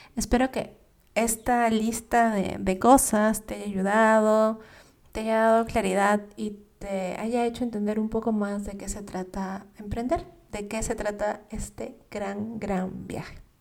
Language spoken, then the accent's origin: Spanish; Peru; moved away as an adult; also born or lived in United States; mi país, en Perú